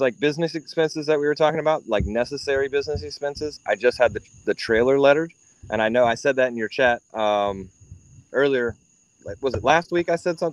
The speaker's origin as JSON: {"language": "English", "town": "Columbus", "region": "Ohio", "country": "United States", "tie": "born or raised there", "moved": "yes", "lives_now": "South Carolina, United States", "said": "I grew up in Ohio"}